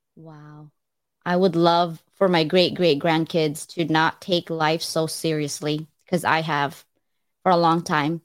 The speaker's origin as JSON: {"language": "English", "region": "California", "country": "United States", "moved": "yes", "said": "I'm from California."}